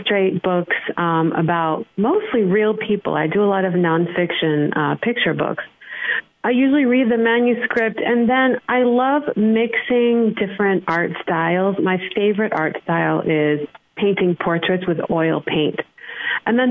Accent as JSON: {"language": "English", "country": "Côte d’Ivoire", "tie": "born or raised there", "said": "I grew up in the Ivory Coast, West Africa"}